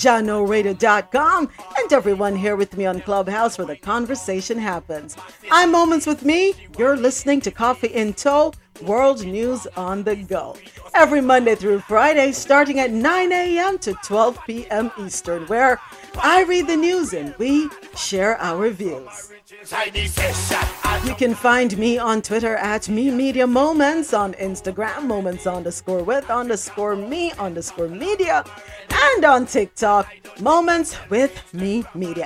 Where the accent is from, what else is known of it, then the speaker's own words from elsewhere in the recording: Jamaica; growing up in Jamaica